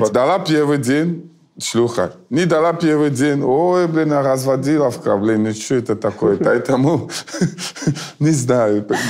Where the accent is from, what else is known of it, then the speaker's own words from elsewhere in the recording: Cameroon; Russian is a second language; also born or lived in France; now in Russia; я из Камеруна, я просто жил во Франции.